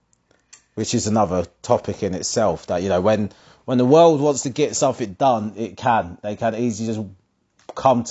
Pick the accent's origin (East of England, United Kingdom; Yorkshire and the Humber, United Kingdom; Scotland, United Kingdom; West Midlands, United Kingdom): East of England, United Kingdom; Essex; Growing up in Essex